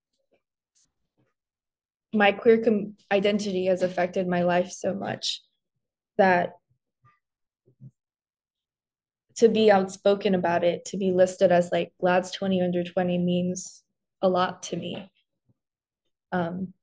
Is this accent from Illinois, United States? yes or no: yes; Chicago, Illinois, United States; I grew up in the Korean church. It was not only that, like, I'm a Korean woman, it was also that I was a queer Korean woman. And in communities with the, you know, Korean immigrant community, especially in, you know, the Chicagoland area